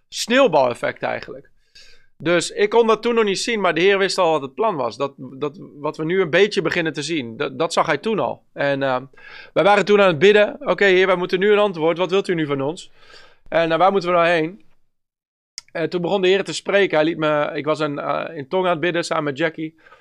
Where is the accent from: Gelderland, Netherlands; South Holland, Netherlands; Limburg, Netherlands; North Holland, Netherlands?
Gelderland, Netherlands; Bennekom; Bennekom. Dat is mijn eh, hometown. Ik ben opgegroeid in Bennekom.